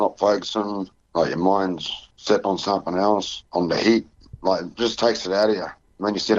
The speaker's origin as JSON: {"language": "English", "town": "Roebourne", "region": "Western Australia", "country": "Australia", "tie": "born or raised there", "said": "I grew up in Roebourne, so I was used to the heat"}